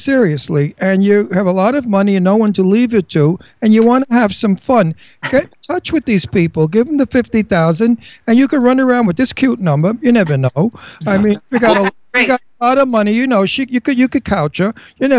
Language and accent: English; New York City, New York, United States; I was born in Brooklyn and raised there.